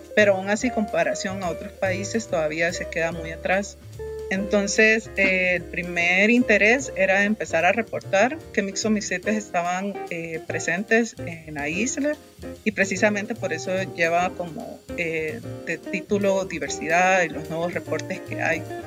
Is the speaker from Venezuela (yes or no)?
no; Honduras; moved away as an adult; now in Costa Rica; soy hondureña